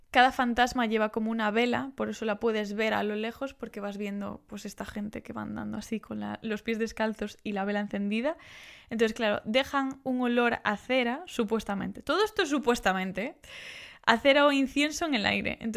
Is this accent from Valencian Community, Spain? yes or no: no; Galicia, Spain; Yo como gallega me flipa ver cómo se hace una queimada.